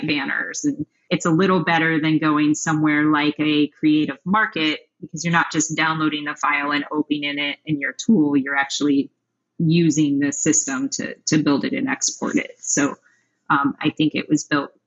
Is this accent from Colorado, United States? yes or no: yes; Colorado, United States; I grew up in Colorado